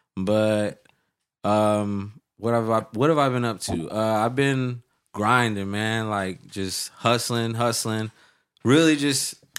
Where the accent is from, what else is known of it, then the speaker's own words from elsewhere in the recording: Anchorage, Alaska, United States; moved away; also born or lived in Central Valley, California; I'm from Anchorage, Alaska.